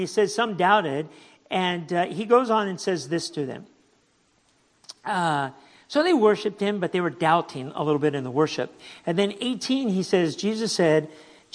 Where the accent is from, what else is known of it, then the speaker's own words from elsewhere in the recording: United States; moved away as an adult; also born or lived in Venezuela / Africa / Asia; I'm from the United States